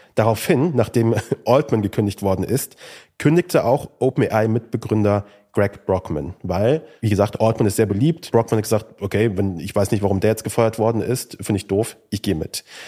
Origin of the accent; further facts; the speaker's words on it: Kassel, Hesse, Germany; Ich bin in Kassel aufgewachsen